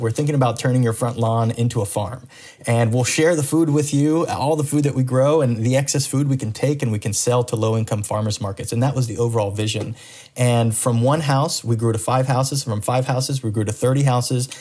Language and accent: English; Miami, Florida, United States; now in Orlando, United States; when I was growing up in Miami, Florida, um, as a second generation Cuban American